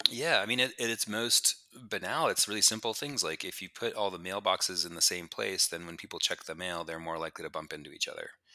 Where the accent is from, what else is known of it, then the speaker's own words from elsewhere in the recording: New Mexico, United States; moved away as an adult; also born or lived in Pittsburgh / Boulder; I grew up in New Mexico, uh, in the desert kinda by myself